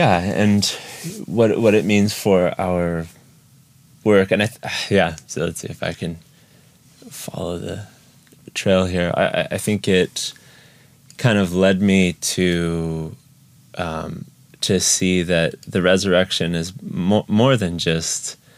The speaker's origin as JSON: {"language": "English", "country": "Ukraine", "tie": "born or raised there", "said": "I grew up in Ukraine. So my parents were missionaries. So since I was 6 years old, I've lived in Ukraine. So went through the whole school system here and all of my education's here."}